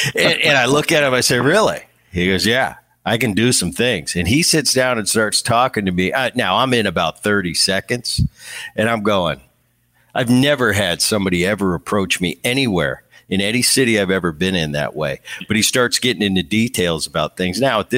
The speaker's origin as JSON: {"language": "English", "town": "Seattle", "region": "Washington", "country": "United States", "tie": "born or raised there", "said": "I was out after a game in Seattle in my hometown"}